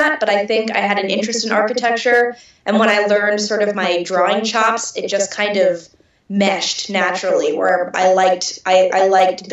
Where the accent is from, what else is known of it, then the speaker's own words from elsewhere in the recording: Austin, Texas, United States; also born or lived in New Jersey; I grew up in New Jersey until I was 10, and then I moved to Austin when I was 11